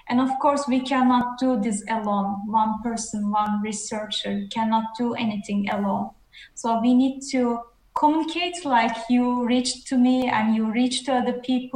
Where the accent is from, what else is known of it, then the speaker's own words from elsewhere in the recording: Netherlands; now in Sweden; I'm from the Netherlands, currently in Sweden